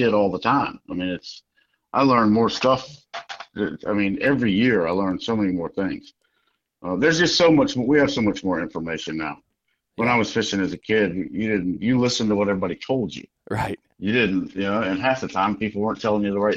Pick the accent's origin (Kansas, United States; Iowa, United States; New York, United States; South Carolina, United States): South Carolina, United States; the South; moved away as an adult; also born or lived in Connecticut; I grew up in the South and then moved up there for 20-some-odd years